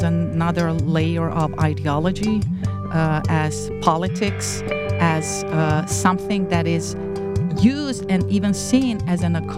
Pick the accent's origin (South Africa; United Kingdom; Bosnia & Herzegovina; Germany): Bosnia & Herzegovina; Zenica, Federation of Bosnia and Herzegovina; now in United States; I did teaching for several years in several high schools in my hometown of Zenica in Bosnia and Herzegovina.